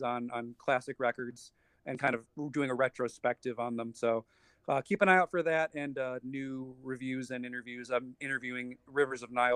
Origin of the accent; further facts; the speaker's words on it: Buffalo, New York, United States; shout out my hometown